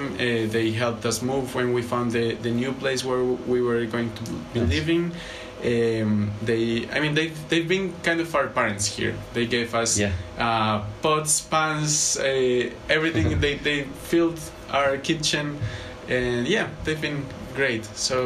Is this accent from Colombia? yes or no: yes; Bogota, Colombia; moved away as an adult; now in Edinburgh, United Kingdom; We're originally from Colombia, from Bogota. And we both came to study our masters at the Uni of Edinburgh.